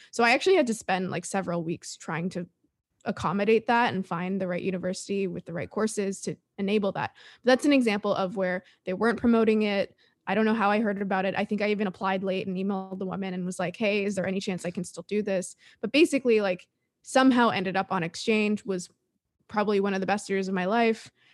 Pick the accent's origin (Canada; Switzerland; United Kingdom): Canada; Toronto, Ontario; also born or lived in Sweden; now in San Diego, United States; I'm Canadian. I'm from Toronto